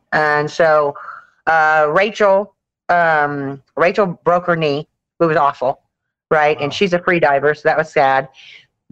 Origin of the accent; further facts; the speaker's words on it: the South, United States; We're from the South